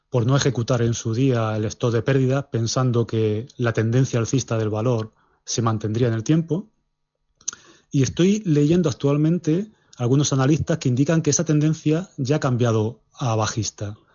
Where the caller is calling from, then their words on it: Madrid, Community of Madrid, Spain; de Madrid y esta es una consulta para don Alberto Iturralde.